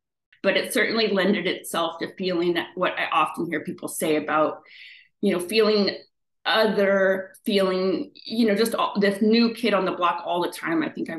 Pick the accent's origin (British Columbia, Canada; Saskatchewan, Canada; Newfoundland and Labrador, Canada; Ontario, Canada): British Columbia, Canada; Victoria; born there; And I was born in Victoria in British Columbia.